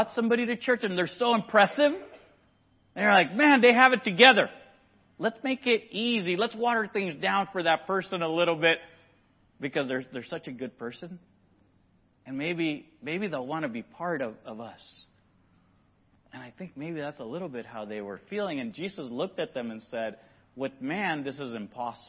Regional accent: Nicaragua; moved away; I grew up in Nicaragua

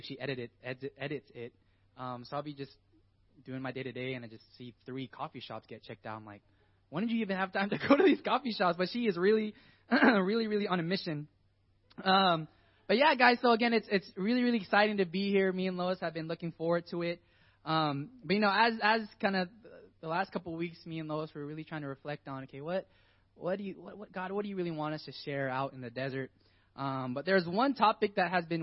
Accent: Rancho Cucamonga, California, United States; I grew up in the IE my entire life, so more specifically in Rancho Cucamonga

